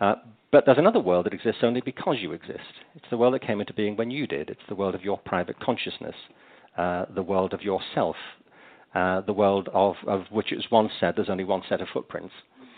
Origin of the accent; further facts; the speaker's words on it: England, United Kingdom; I mean, I was growing up in England.